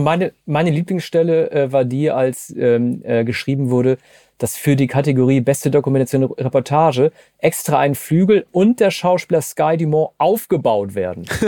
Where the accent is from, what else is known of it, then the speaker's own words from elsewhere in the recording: Oldenburg, Wilhelmshaven, Lower Saxony, Germany; ich komme ja aus Norddeutschland, Oldenburg, Wilhelmshaven, die Ecke